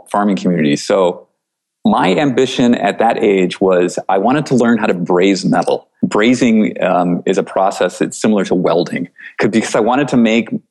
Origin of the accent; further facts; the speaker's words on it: rural upstate New York near Buffalo, United States; I grew up in a small farming community in rural upstate New York near Buffalo